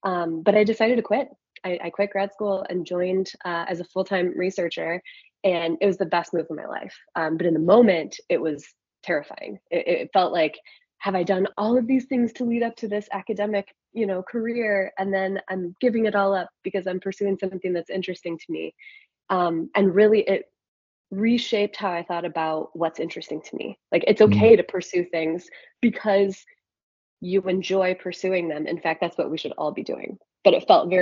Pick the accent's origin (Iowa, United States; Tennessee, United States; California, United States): Iowa, United States; I grew up in Iowa, blue collar family